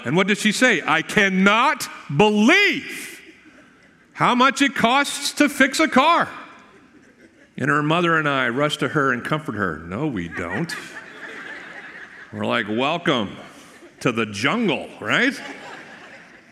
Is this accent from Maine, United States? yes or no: yes; Maine, United States; now in Florida, United States; where I grew up in Maine